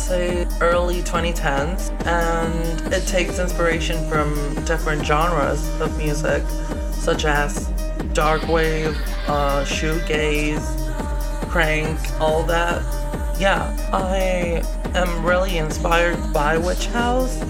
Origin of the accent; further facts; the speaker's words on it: Chile; I'm from Chile.